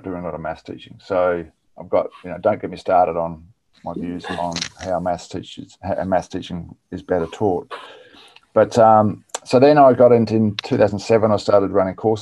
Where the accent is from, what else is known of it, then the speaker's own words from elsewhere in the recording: on the Murray River, country South Australia, Australia; moved away; also born or lived in Sydney; I grew up on 38 acres of mixed fruit orchard in country South Australia on the Murray River.